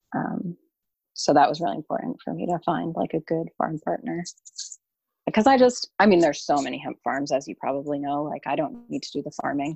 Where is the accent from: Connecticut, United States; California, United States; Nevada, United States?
Connecticut, United States; Southeastern; I'm from Southeastern Connecticut